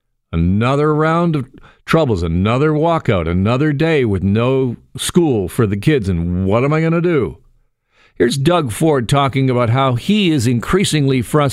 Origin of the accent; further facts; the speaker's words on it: Burlington, Ontario, Canada; Shout out to my people in Burlington, my hometown.